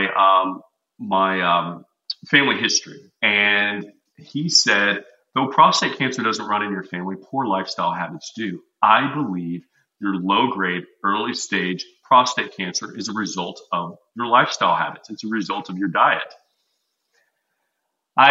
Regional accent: Texas, United States; I'm from Texas. I'm a meat and potatoes guy

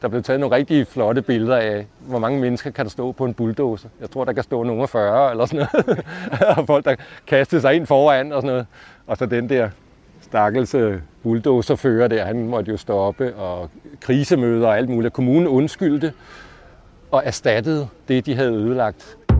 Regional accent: Allerød, Capital Region of Denmark, Denmark; moved away; also born or lived in Copenhagen; Jeg voksede op i provinsen i Allerød

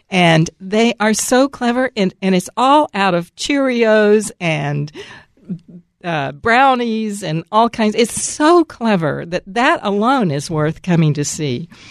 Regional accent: Dallas, Texas, United States; also born or lived in Atlanta, Georgia; now in Seattle area, United States; I'm from Dallas, Texas, but I lived most of my adult life in Atlanta

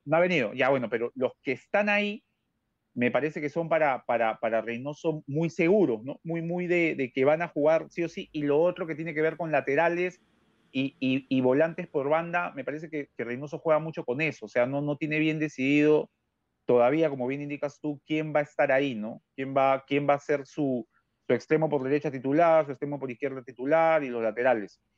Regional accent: Peru; como peruano

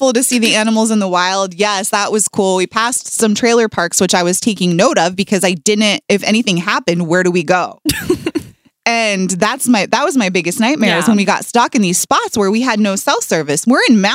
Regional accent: Seattle, Washington, United States; I grew up in Seattle

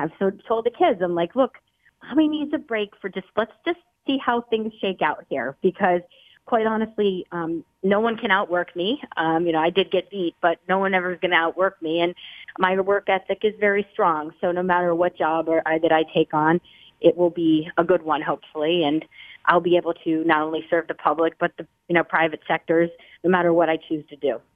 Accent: Scranton, Pennsylvania, United States; moved away; I grew up in Scranton, Pennsylvania

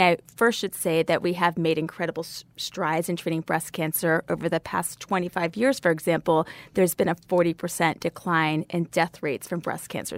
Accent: Savannah, Georgia, United States; I grew up in Savannah, Georgia

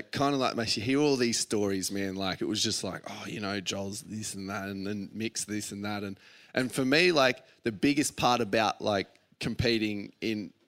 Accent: Australia; as a kid growing up in Aussie

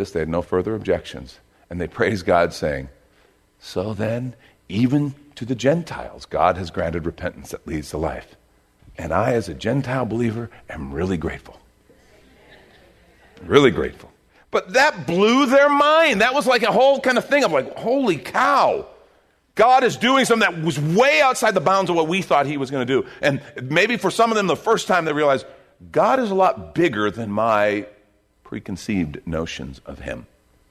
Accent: United States; as an American

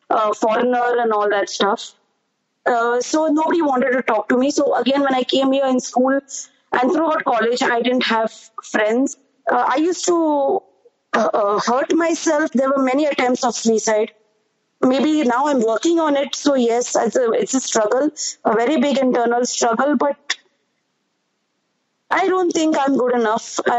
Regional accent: India; you're recognized state-wise, not so much as overall being an Indian, and that is a problem for me because I don't know for which state I belong

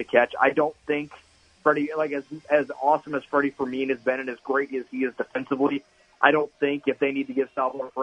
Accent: United States; being an American myself

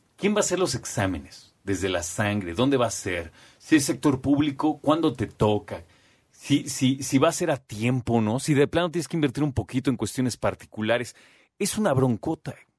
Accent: Mexico

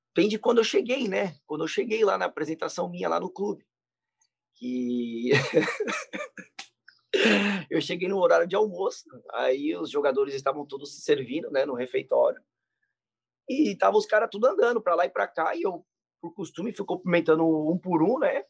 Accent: São Paulo, Brazil; eu sou de São Paulo

